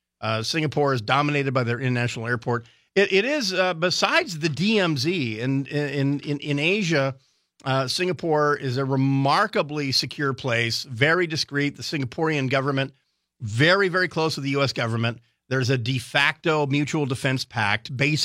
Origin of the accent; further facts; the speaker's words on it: Hawaii, United States; I always go to it for certain foods that I grew up with in Hawaii